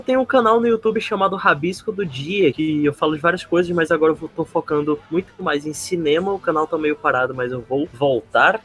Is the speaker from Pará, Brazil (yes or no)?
no; Maceió, Alagoas, Brazil; now in Manaus, Brazil; Eu sou de Maceió, Lagoas, mas eu moro em Manaus, Amazonas